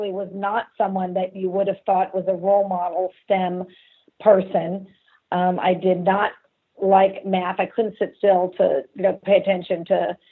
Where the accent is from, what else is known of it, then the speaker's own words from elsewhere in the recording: Los Angeles, California, United States; also born or lived in San Francisco / Frankfurt, Germany; I must have been about 6 years old when we moved back to LA. And, you know, so that's where I'm from